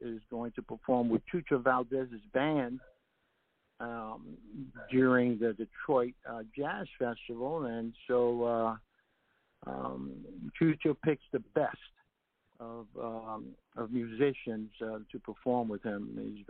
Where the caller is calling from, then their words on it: Puerto Rico; I'm here calling from Puerto Rico